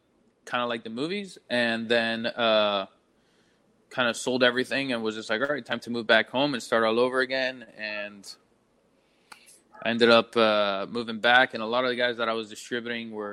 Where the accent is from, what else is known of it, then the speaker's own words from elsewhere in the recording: Miami, Florida, United States; moved away as an adult; also born or lived in Bangkok, Thailand; now in St. Petersburg, United States; growing up in Miami, I grew up with a lot of manufacturers and their kids and whatnot